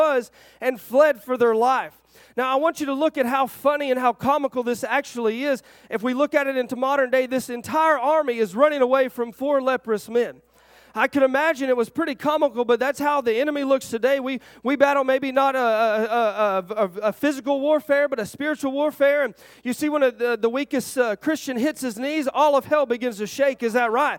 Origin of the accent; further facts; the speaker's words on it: Arkansas, United States; I'm from Arkansas.